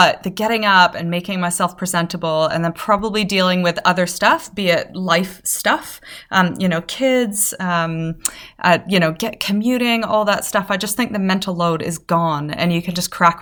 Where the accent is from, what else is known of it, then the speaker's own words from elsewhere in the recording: Canada; I'm Canadian.